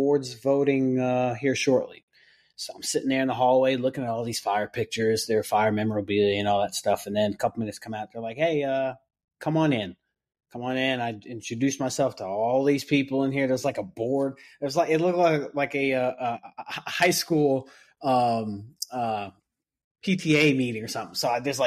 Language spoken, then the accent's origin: English; New York, United States; now in Mooresville, United States; I was born and raised in New York